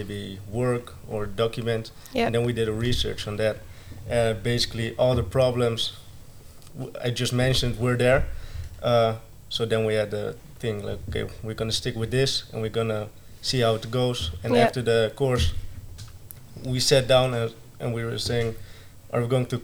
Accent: Alphen aan den Rijn, South Holland, Netherlands; moved away as an adult; now in Breda, Netherlands; I'm from Alphen aan den Rijn. That's not near Breda, but currently I live here for 1.5 years

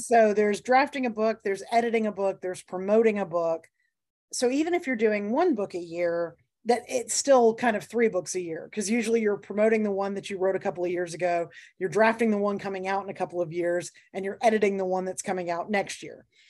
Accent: the South, United States; my home state

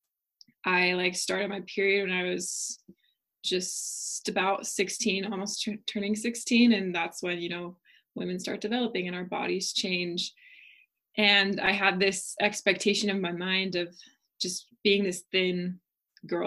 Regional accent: Oregon, United States; moved away as an adult; now in Utah, United States; I'm from Oregon originally

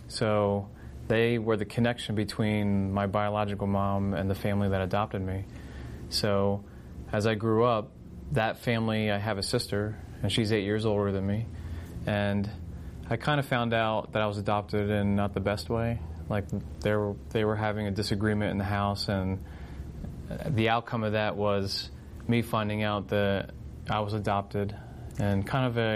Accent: Vineland, New Jersey, United States; also born or lived in Virginia / Philadelphia; I'm originally from Vineland, and born and raised in Vineland

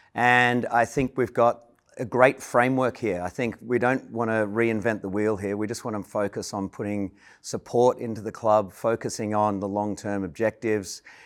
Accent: Melbourne, Victoria, Australia; moved away as an adult; also born or lived in London; I grew up in Melbourne

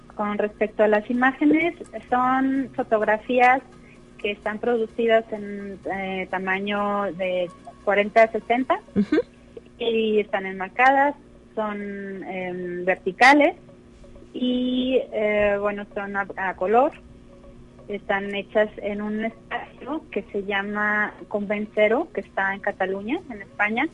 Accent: Mexico; also born or lived in Berlin, Germany / Barcelona, Spain / Madrid, Spain; nací en Berlín y a los nueve años precisamente llegué a México

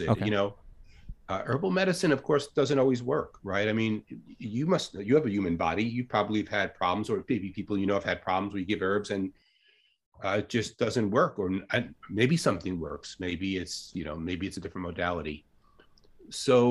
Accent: Long Island, New York, United States; moved away as an adult; also born or lived in Santa Cruz, California; now in Ithaca, United States; I grew up in Long Island, New York, very suburban

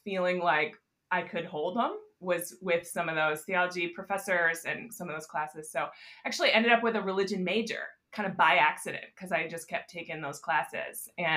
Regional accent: Grand Rapids, Michigan, United States; I grew up in Grand Rapids, Michigan, in the suburbs here

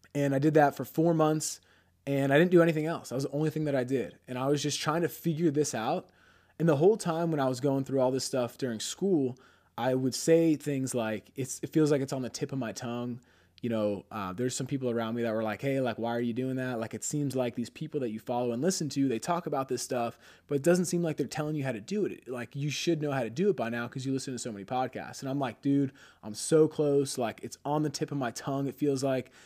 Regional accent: Pennsylvania, United States; moved away as an adult; now in Scottsdale, United States; We're from Pennsylvania.

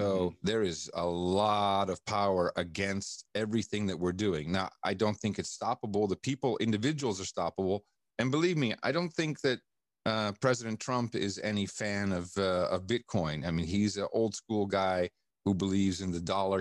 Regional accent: Amsterdam, North Holland, Netherlands; I grew up in Amsterdam

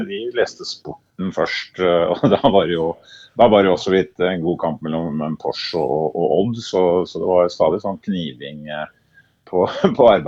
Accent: Herøya, Telemark, Norway; flytta ut etter hvert, men er hjemme og beskuer eh, Norges navle, Herøya.

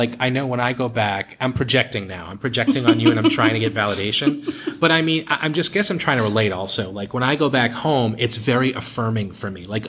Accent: Boston, Massachusetts, United States; moved away; growing up in Boston, in case you forgot, that's where I grew up. Growing up in Boston, it's an Irish Catholic kind of town.

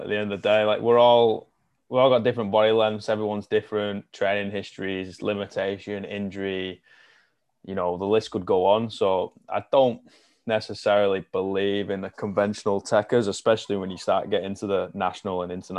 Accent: the Northwest, North West England, United Kingdom; moved away; I'm from the Northwest, which is a massive, like, that's basically where rugby league started.

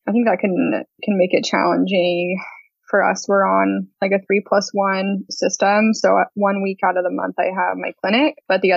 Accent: Phoenix, Arizona, United States; moved away as an adult; now in Portland, United States; I grew up in Phoenix

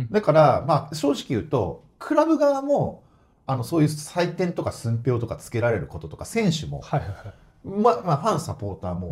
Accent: near Kashima, Ibaraki, Japan; moved away as an adult; もともと地元は茨城の、はい、まあ、鹿島のすぐそばなの

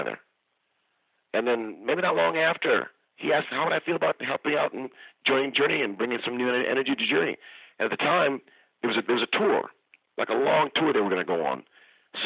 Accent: Kalamazoo, Michigan, United States; now in Bay Area, United States; I'm from Kalamazoo. So we have a Michigan connection. But we found each other out here in the Bay Area

